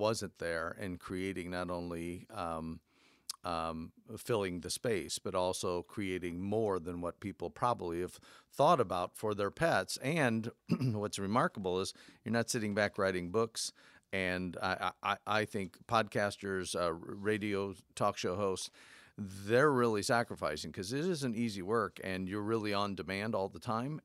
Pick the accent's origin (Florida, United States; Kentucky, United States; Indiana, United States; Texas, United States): Indiana, United States; Fort Wayne; I'm from Fort Wayne